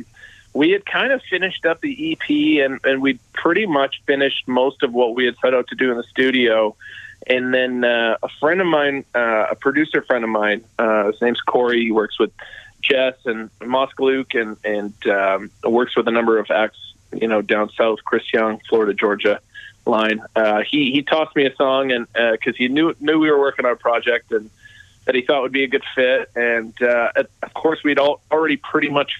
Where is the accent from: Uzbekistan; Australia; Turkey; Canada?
Canada; Winnipeg, Manitoba; I am from Winnipeg